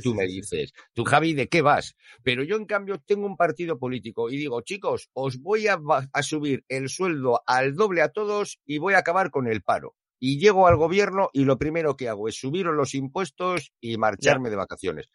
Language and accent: Spanish; Basque Country, Spain; soy vasco